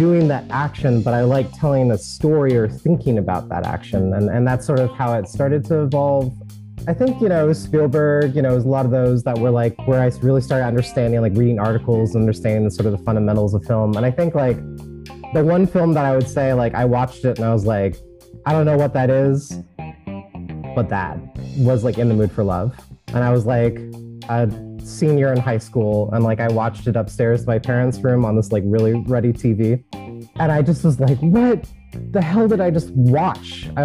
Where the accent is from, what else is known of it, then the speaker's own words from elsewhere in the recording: United States; Kristen and I had known since fifth grade, and we grew up together in Washington